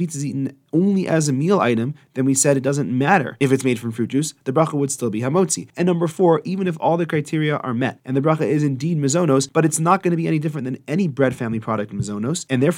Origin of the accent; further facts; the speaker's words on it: Edmonton, Alberta, Canada; I remember in the shul I grew up in Edmonton discussing for hours and hours at a time what in the world the bracha on pizza should be.